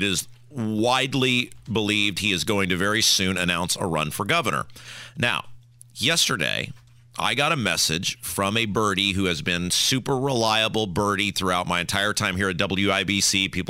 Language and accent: English; Brownsburg, Indiana, United States; born or raised there